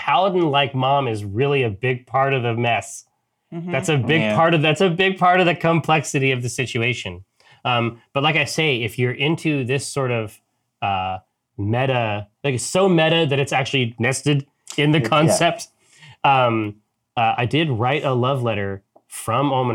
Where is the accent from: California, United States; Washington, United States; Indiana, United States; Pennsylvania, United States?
Washington, United States; Spokane; when we were growing up in Spokane